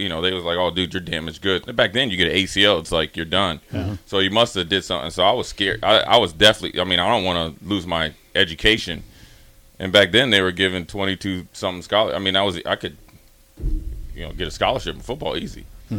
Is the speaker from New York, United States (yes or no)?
no; Minnesota, United States; I'm from Minnesota.